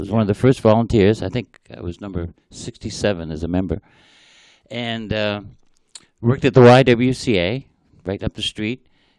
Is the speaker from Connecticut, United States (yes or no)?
no; Malden, Massachusetts, United States; And then the Malden position came up for ED. And it's my hometown.